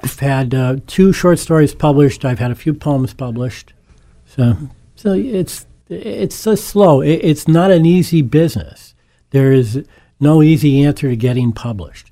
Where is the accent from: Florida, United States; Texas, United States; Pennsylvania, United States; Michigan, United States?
Pennsylvania, United States; Scranton; born and raised in Scranton, uh, one of eight children of, educated in the Scranton School District and went to the University of Scranton